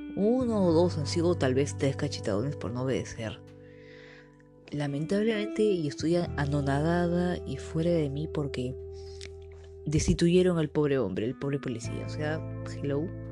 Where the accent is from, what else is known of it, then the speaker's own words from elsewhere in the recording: Peru; yo soy de Perú